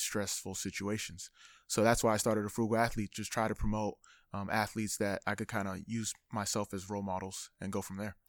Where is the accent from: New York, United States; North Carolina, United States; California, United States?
California, United States; Sacramento; I was born in Sacra-, or raised in Sacramento